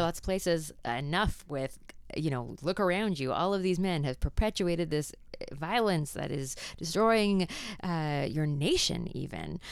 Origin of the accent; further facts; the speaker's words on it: Canada; accent: Canadian; my Canadian accent